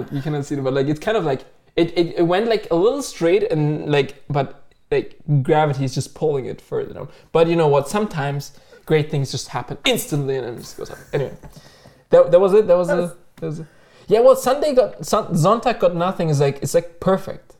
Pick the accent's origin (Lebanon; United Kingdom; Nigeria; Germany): Germany; moved away as an adult; also born or lived in Turkey (ancestry); now in Canada; I moved to Canada like 4 years ago, and I'm from Germany. I was born and raised, but my parents are Turkish